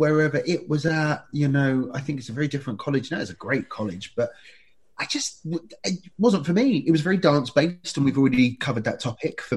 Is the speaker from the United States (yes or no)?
no; Ilford, London, United Kingdom; where I grew up in Ilford